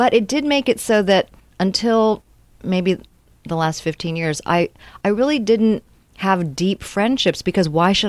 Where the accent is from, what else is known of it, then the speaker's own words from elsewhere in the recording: Reston, Virginia, United States; also born or lived in Arlington, Virginia / San Francisco / Honolulu / Cambridge, Massachusetts; Well, I was born there, but I grew up in the Reston area, which is close to Washington, D.C. But I'm a Navy brat.